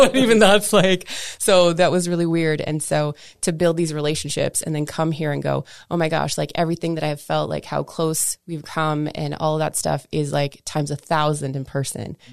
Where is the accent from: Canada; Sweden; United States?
Canada; I'm metric, right? I'm Canadian